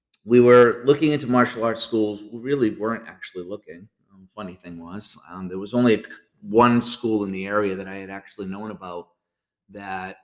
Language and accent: English; Nashua, New Hampshire, United States; I was born and raised in Nashua, New Hampshire